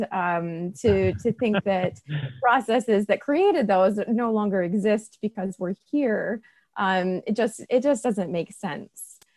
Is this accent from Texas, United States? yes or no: no; Washington, United States; I grew up in Washington State.